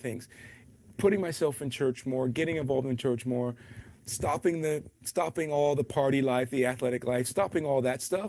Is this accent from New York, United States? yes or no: no; Atlanta, Georgia, United States; moved away as an adult; also born or lived in Albuquerque / New Orleans; Grew up in Atlanta, Georgia